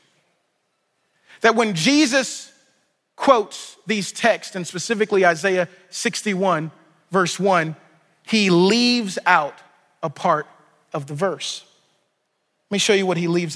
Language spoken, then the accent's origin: English; Louisiana, United States; I'm from Louisiana